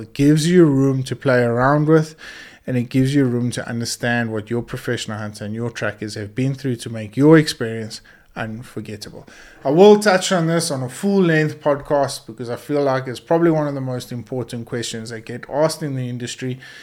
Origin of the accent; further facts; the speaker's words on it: South Africa; our South African heritage